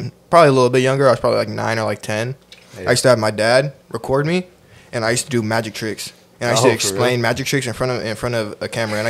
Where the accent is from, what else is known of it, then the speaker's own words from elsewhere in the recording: Oakland, California, United States; I'm from Oakland, bro.